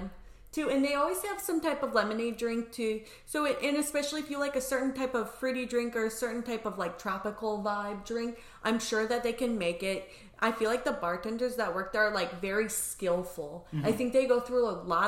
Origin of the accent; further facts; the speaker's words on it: Indiana, United States; moved away; also born or lived in Grenada / Chicago; I'm from Indiana